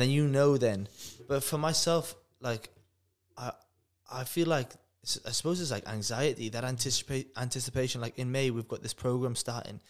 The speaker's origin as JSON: {"language": "English", "region": "Wales", "country": "United Kingdom", "tie": "born or raised there", "said": "I'm from Wales"}